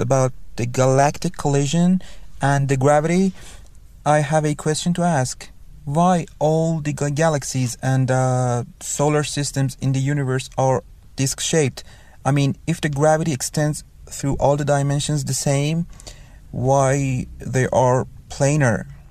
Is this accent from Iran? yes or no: yes; Iran; I'm from Iran.